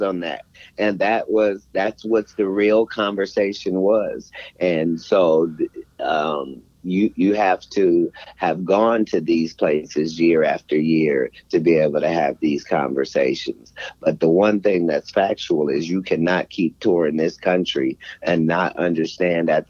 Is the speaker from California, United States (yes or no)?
no; Cincinnati, Ohio, United States; I'm from Ohio